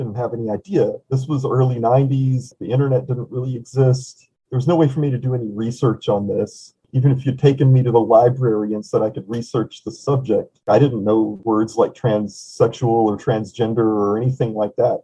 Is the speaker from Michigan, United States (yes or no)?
no; East Texas, United States; moved away as an adult; also born or lived in Louisiana / Arkansas / Japan; now in Oakland, United States; I grew up in the South, mostly Texas and Arkansas, and I live in Oakland now.